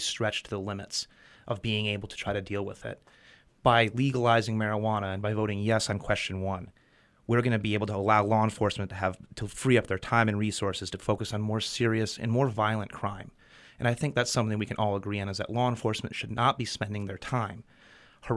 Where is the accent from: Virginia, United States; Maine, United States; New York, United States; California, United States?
Maine, United States; Belfast; I grew up in Belfast, and I saw the destruction of the chicken factories